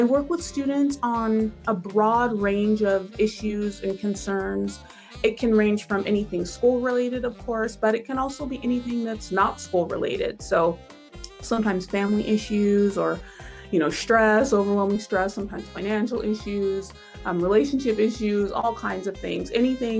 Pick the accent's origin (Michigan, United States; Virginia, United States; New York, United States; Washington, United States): Washington, United States; Tacoma; moved away as an adult; also born or lived in Pittsburgh; I'm from Tacoma, so it was kind of like coming back home